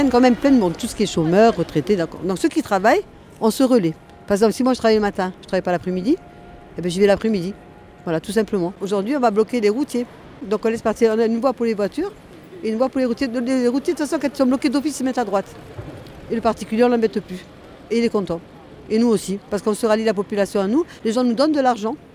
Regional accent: Paris, Île-de-France, France; Moi, je viens de Paris. Je suis parisienne.

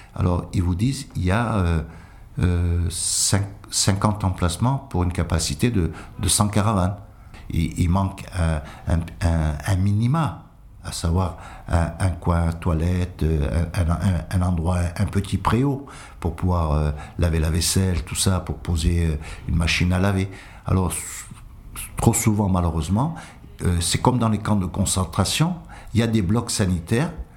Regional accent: France; also born or lived in Toulon; nous sommes français depuis, depuis l'arrivée de, nos grands-parents.

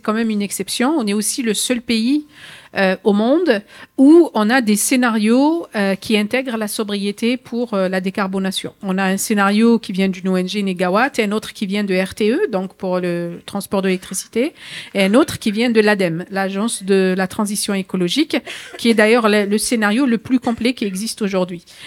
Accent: France

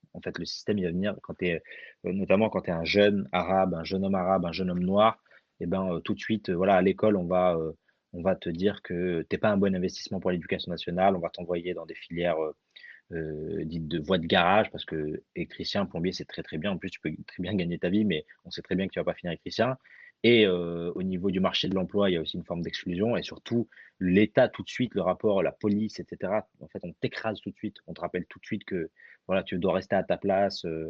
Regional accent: France; also born or lived in Algeria; je suis né en Algérie, j'ai grandi en France

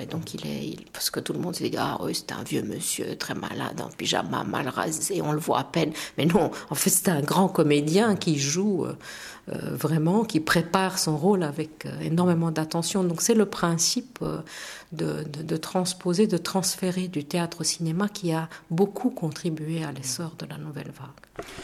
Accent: Romania; first language Romanian; French is a second language; moved away as an adult; also born or lived in Bucharest, Romania; now in Belgium; je suis assez intéressée par la perspective de pouvoir redonner cours dans mon pays d'origine, peut-être même dans ma langue d'origine

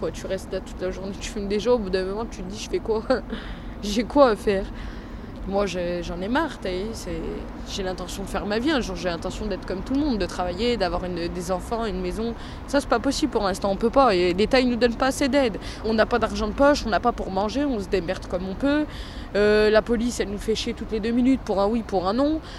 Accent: Vénissieux, Auvergne-Rhône-Alpes, France; J'ai 17 ans et je suis de Vénissieux.

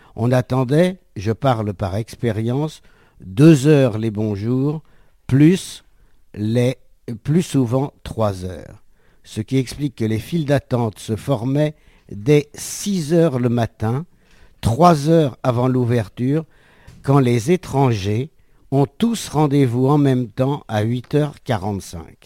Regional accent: France; Je suis français

